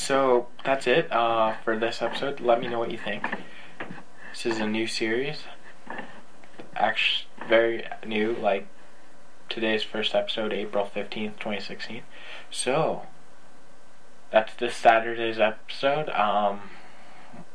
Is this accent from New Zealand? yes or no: no; Canada; I'm Canadian